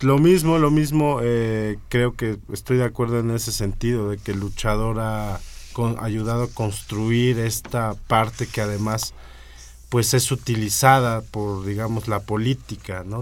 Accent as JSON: {"language": "Spanish", "country": "Mexico", "said": "aquí en México"}